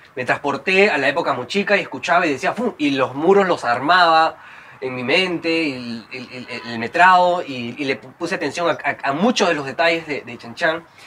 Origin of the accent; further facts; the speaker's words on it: Trujillo, La Libertad, Peru; yo, soy de Trujillo